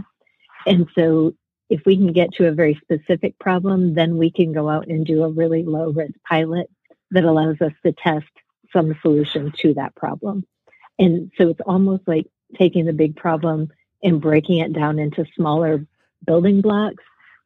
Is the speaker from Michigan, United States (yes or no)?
yes; Michigan, United States; moved away as an adult; also born or lived in Atlanta, Georgia; I'm from Michigan. So I grew up here